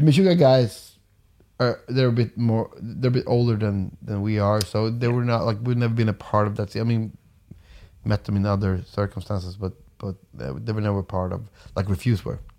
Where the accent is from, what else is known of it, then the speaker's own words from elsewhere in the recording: Umeå, Västerbotten County, Sweden; moved away as an adult; also born or lived in Stockholm; I moved away from from Umeå and like the, the town I grew up